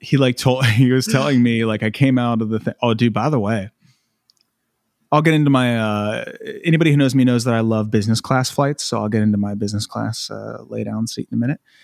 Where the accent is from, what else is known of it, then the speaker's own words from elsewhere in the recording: United States; moved away; I'm American